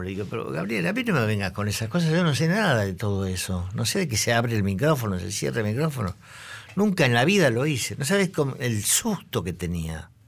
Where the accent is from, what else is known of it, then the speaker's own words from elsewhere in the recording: Buenos Aires, Argentina; yo soy del Buenos Aires, soy el típico zurdito del Nacional Buenos Aires de aquella época